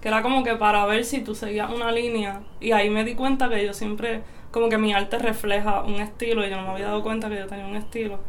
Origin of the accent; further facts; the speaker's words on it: Aguada, Puerto Rico; also born or lived in Mayagüez; Soy de Aguada y pues me considero de Mayagüez también.